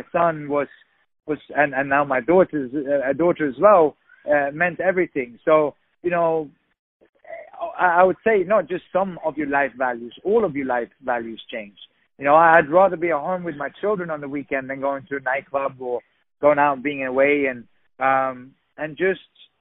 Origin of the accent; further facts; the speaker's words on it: Sweden; also born or lived in England; now in Los Angeles, United States; I'm originally from Sweden. I lived in England